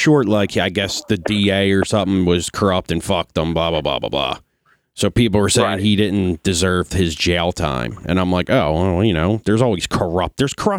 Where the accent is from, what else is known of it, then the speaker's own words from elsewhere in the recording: Philadelphia, Pennsylvania, United States; I grew up in Philly, where like people are like it's just hard headed fucking people that don't give a shit about that.